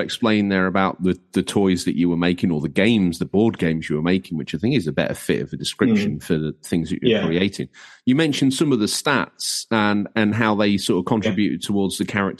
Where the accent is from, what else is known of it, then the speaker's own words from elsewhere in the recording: Yorkshire and the Humber, United Kingdom; I'm from Lincolnshire, obviously, as we've now outed. There's no hiding my inability to speak. But born in North Lincolnshire